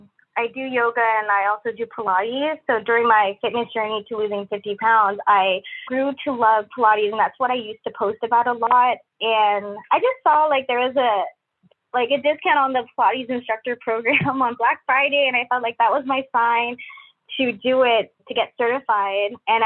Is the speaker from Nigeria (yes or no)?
no; Philippines; moved away; especially when I moved here from Philippines. It became like a new place to me and I didn't have that many friends.